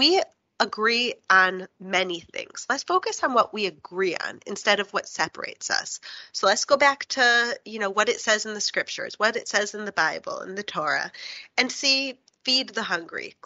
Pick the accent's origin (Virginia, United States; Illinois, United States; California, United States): Illinois, United States; Chicago; moved away; also born or lived in New York; I grew up in Chicago and I was studied in New York